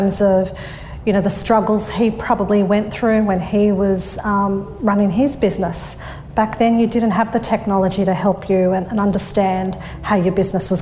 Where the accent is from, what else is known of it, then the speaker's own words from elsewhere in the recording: Sydney, New South Wales, Australia; I grew up in Thornlie, which is the northwest of Sydney. I was born and bred around there.